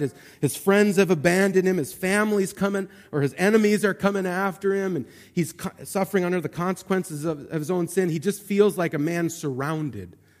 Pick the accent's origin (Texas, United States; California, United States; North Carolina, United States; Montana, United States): Montana, United States; I grew up in Montana